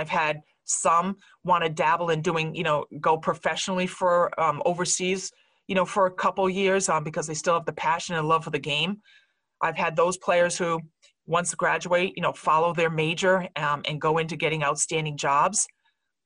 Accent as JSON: {"language": "English", "region": "Rhode Island", "country": "United States", "said": "I'm from Rhode Island. My family's here."}